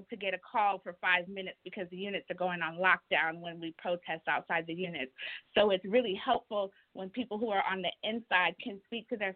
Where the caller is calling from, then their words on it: Texas, United States; This is my first call. I'm calling in from Texas